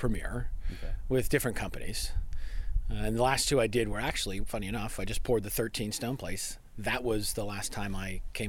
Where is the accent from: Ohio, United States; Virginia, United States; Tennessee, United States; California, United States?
California, United States; Humboldt County; I'm actually from Humboldt County